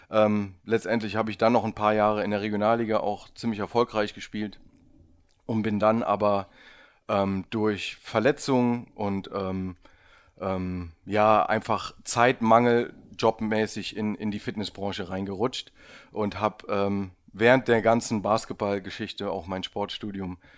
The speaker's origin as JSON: {"language": "German", "town": "Trier", "region": "Rhineland-Palatinate", "country": "Germany", "said": "Bin aus Trier eigentlich."}